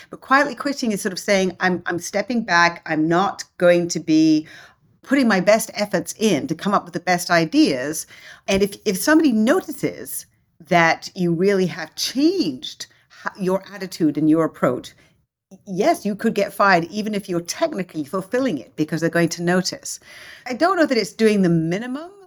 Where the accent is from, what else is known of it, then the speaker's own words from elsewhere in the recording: London, United Kingdom; moved away as an adult; also born or lived in Hong Kong / Germany / Italy / France; now in United States; English, grew up in London.